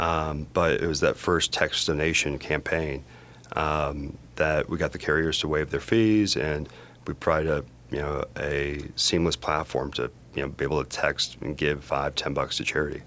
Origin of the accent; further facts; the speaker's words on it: Broomfield, Colorado, United States; also born or lived in United Kingdom / Washington, D.C.; I grew up in Broomfield, Colorado.